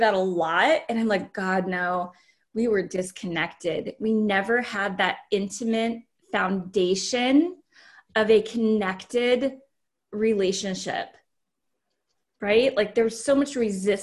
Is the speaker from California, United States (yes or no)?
no; Alaska, United States; We're from Alaska. We ended up living in Alaska